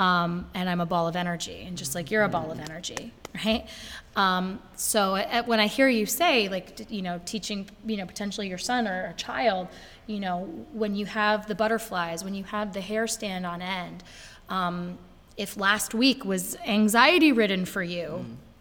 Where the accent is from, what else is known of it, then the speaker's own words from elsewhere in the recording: Brattleboro, Vermont, United States; I'm from Brattleboro, Vermont